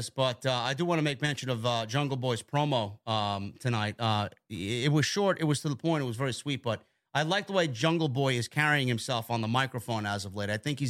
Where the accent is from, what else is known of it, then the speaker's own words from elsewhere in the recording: Toronto, Ontario, Canada; It's going to be in my hometown next week in Toronto, Ontario, Canada.